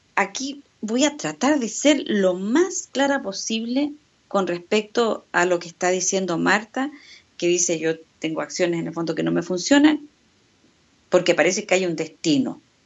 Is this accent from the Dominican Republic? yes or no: no; Chile